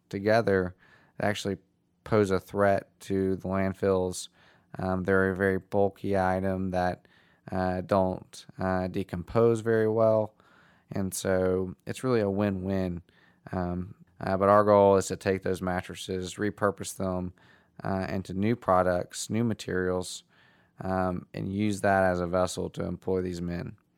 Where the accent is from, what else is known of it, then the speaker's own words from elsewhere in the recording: Nashville, Tennessee, United States; I'm from Nashville